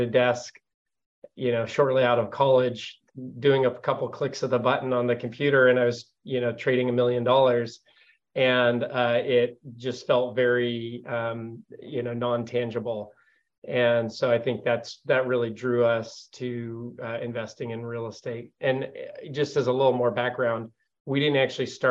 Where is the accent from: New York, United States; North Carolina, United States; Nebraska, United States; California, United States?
California, United States; Modesto; we are both actually born and raised in Modesto, California, which is where our firm is headquartered.